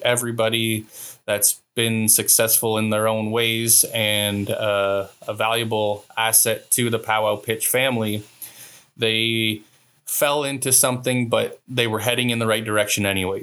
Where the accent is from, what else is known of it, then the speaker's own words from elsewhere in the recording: Walpole Island, Ontario, Canada; I'm from Walpole